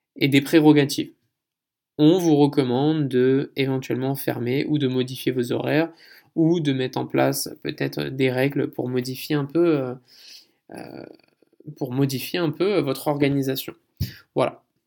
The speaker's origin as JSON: {"language": "French", "country": "France", "also_born_or_lived": "Canada", "moved": "as an adult", "lives_now": "South Korea", "said": "en tant que Français"}